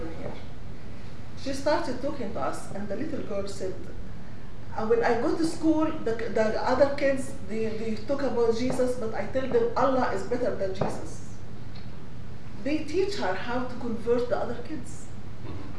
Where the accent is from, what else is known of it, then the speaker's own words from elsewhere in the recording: Egypt; moved away; We grew up in Egypt.